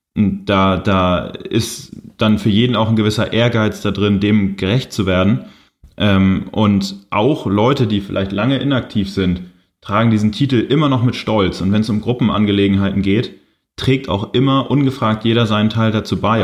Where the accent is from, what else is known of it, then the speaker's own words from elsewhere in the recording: Kiel, Schleswig-Holstein, Germany; Ich komme ja aus Kiel, wohne da auch immer noch.